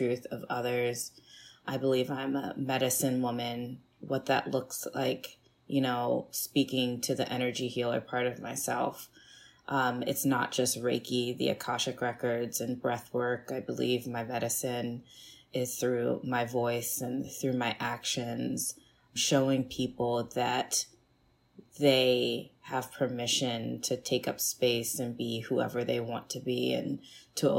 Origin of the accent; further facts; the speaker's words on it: Annapolis, Maryland, United States; also born or lived in Kaduna, Nigeria / Miami, Florida; I grew up in Maryland, Annapolis, Maryland specifically